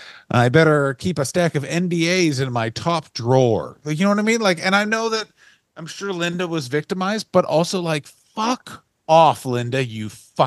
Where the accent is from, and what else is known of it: Canada